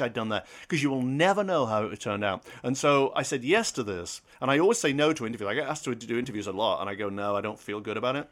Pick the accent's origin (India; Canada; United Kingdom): United Kingdom; I'm British, I'm foreign